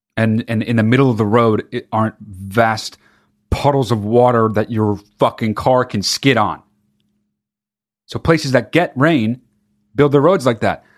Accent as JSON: {"language": "English", "region": "California", "country": "United States", "tie": "born or raised there", "said": "I grew up in California"}